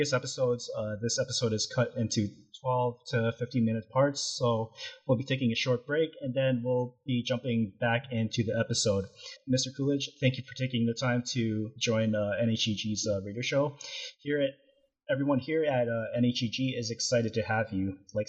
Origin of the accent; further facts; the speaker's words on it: Canada; moved away as an adult; now in California, United States; I was in Canada, so Canadian born and raised, and then I started to live here in California for almost about 8 years now.